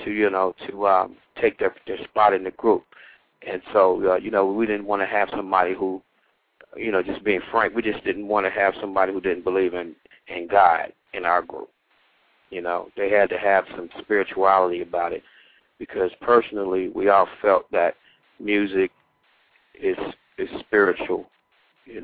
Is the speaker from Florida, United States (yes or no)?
no; Cincinnati, Ohio, United States; moved away; also born or lived in Philadelphia; I'm originally from Cincinnati, Ohio